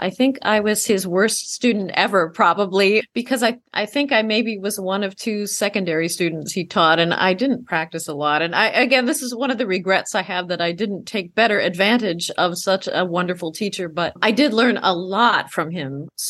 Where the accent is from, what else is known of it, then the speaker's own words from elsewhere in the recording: Des Moines, Iowa, United States; There were a lot of cultural opportunities growing up in Des Moines.